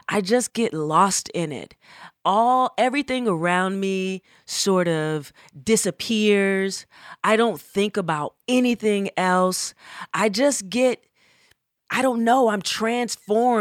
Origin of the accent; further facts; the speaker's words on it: Atlanta, Georgia, United States; moved away as an adult; also born or lived in Berkeley, California; I am from Atlanta, Georgia